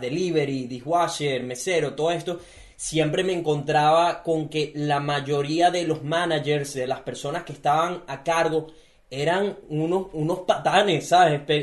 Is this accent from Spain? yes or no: no; Venezuela; now in Gold Coast, Australia